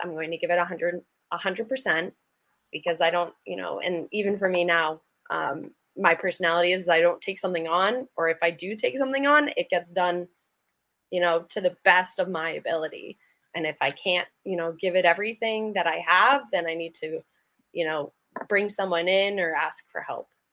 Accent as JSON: {"language": "English", "town": "Acton", "region": "Massachusetts", "country": "United States", "tie": "born or raised there", "said": "I grew up in Acton, Massachusetts, which is a small town outside, like 40 minutes outside Boston."}